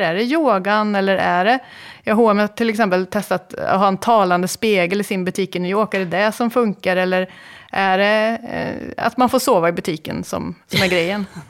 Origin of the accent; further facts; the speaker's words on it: Karlstad, Värmland, Sweden; i Karlstad där jag kommer ifrån